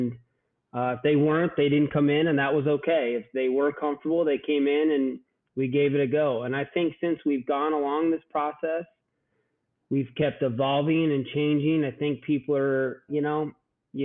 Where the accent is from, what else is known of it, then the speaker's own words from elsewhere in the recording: Southern Iowa, United States; I grew up in Southern Iowa, and so I'm a country boy at heart.